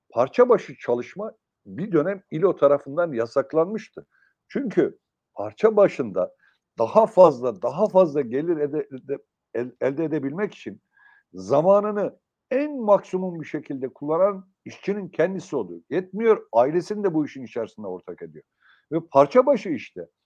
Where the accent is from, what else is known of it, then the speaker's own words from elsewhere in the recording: Sivas, Sivas Province, Turkey; Daha çarpıcı bir örneğini ben Sivaslıyım biliyorsunuz Yayla'da.